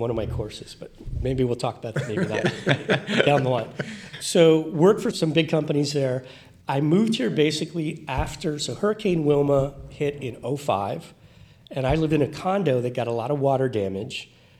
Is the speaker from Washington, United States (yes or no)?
no; Miami, Florida, United States; So I grew up in the Miami area where people can live next door to each other for 20 years and not know their neighbor.